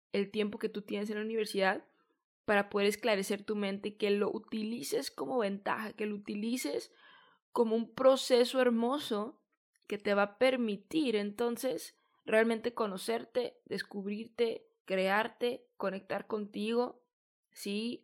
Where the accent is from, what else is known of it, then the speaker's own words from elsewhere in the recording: Mexico; also born or lived in San Diego, California, United States; Yo soy de México, estudié en San Diego, California